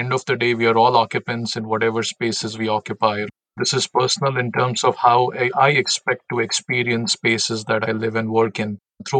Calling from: Milwaukee, Wisconsin, United States; So I'm based in Milwaukee, Wisconsin.

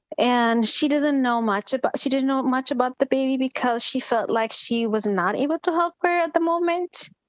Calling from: Minnesota, United States; I'm calling from Minnesota.

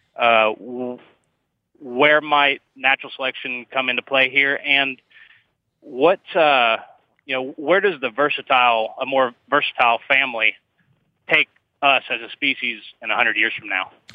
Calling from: Bradenton, Florida, United States; I'm calling from Bradenton, Florida

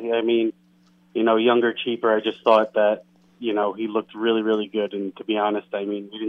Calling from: Queens, New York, United States; Hey, guys. … in Queens.

